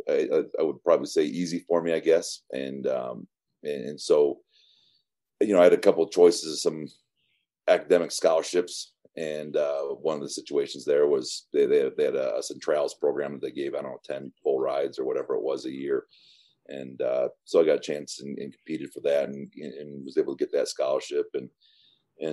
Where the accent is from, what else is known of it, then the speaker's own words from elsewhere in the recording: Michigan, United States; moved away; I grew up in the Bad Boys influenced area of Michigan back when they were just getting going.